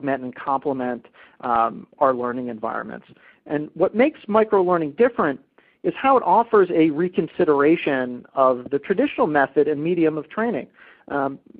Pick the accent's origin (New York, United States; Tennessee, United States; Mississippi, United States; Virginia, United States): Virginia, United States; Virginia Beach; my hometown of Virginia Beach